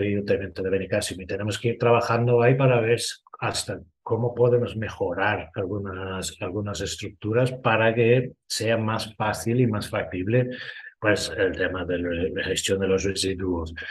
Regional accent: Ireland; Spanish is a second language; now in Spain; Soy irlandés

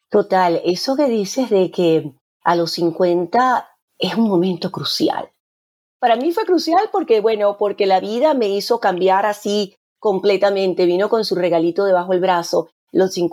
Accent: Maracaibo, Zulia, Venezuela; Sí, porque aunque ella es de Beirut, somos ambas de Maracaibo y hemos crecido

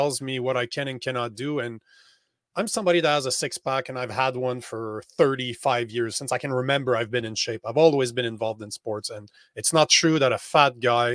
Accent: Canada; moved away as an adult; I'm from Canada

